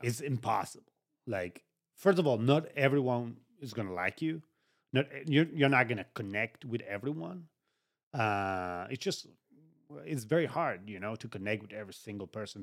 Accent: Uruguay; moved away; It was all back home. I'm from Uruguay

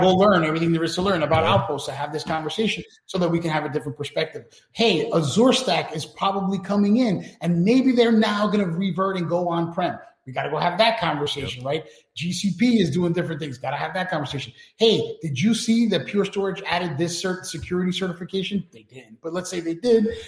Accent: New York City, New York, United States; we grew up in New York City and we grew up going to clubs

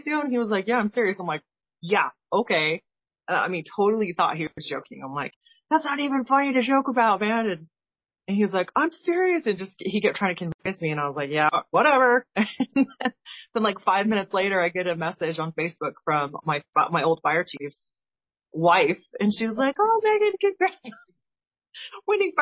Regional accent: Colorado, United States; moved away as an adult; also born or lived in Aviano Air Base, Italy / Shaw Air Force Base, South Carolina; I'm from Colorado

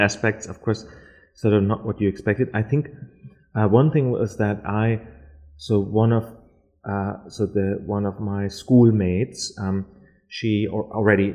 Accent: Berlin, Germany; English is a second language; moved away as an adult; also born or lived in Lower Saxony, Germany; now in Adelaide, Australia; I'm from Berlin originally. Mm-hmm. I'm born in Berlin, but I also went to high school. Um, I went to actually like a boarding school in the north of Germany

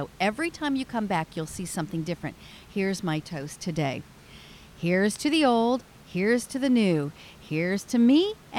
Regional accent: Hannibal, Missouri, United States; growing up in Hannibal

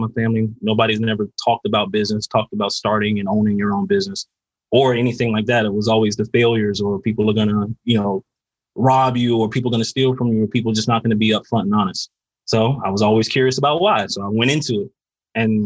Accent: Carol City, Florida, United States; I grew up in Carroll City, you know, Florida

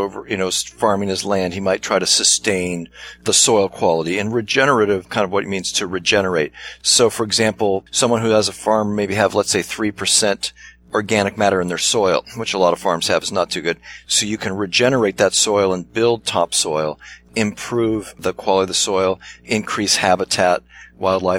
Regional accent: Pasadena, California, United States; also born or lived in Altadena; as a young boy, I grew up in Pasadena, just outside of Los Angeles

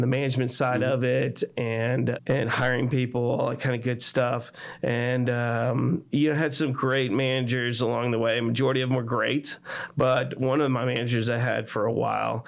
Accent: Texas, United States; also born or lived in Chicago, Illinois; I was born outside of Chicago, but then moved down here to Texas when I was young.

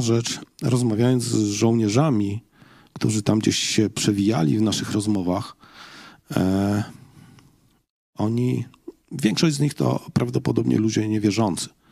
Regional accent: Poland; jestem z Polski

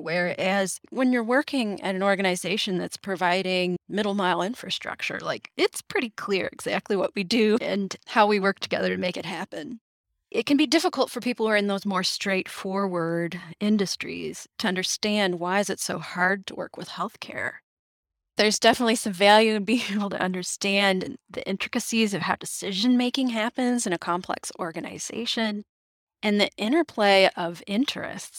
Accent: Traverse City, Michigan, United States; also born or lived in Ann Arbor, Michigan; I moved back to my hometown of Traverse City, Michigan

